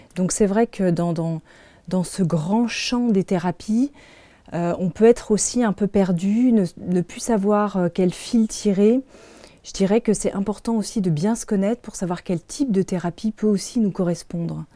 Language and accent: French; Paris, Île-de-France, France; je suis née en France, je suis née à Paris